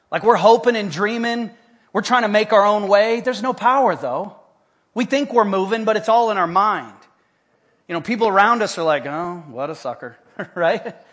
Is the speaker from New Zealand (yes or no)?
no; Haiti; When I was a little kid, uh, growing up in Haiti, we had different missionary compounds, little Fort God outposts all around the island.